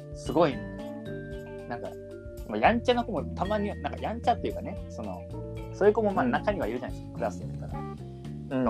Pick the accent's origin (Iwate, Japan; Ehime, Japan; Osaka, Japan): Ehime, Japan; moved away as an adult; now in Yamanashi, Japan; 自分の出身の愛媛の中学校に3週間ほど